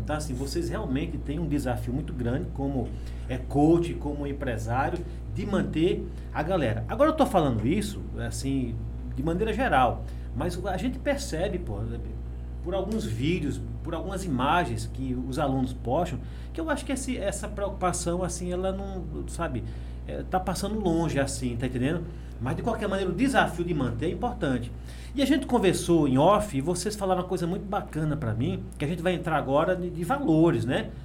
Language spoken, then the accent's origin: Portuguese; Água Branca, Alagoas, Brazil; moved away; also born or lived in São Paulo; eu sou daqui mesmo, sou de Água Branca, entendeu? Meus pais são daqui